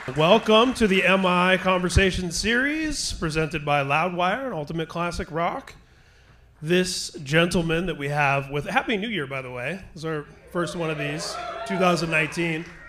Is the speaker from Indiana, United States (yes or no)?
yes; Indiana, United States; I grew up in Indiana